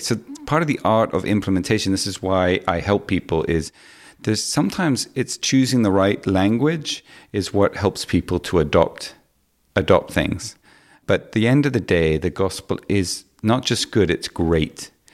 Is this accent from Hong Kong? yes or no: yes; Hong Kong; I grew up in Hong Kong